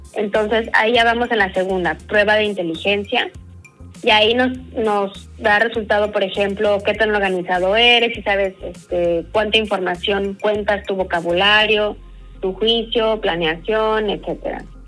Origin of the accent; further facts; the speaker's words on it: Mexico; como buen mexicano